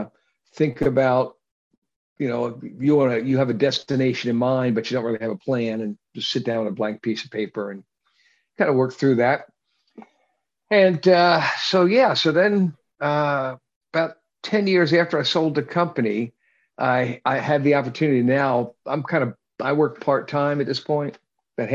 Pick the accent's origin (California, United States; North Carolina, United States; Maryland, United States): Maryland, United States; Baltimore; I was raised in Baltimore